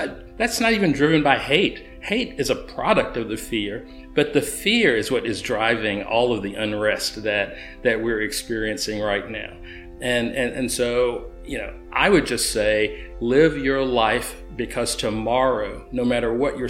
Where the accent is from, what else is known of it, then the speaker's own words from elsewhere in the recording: Chattanooga, Tennessee, United States; I grew up poor in Alton Park and East Chattanooga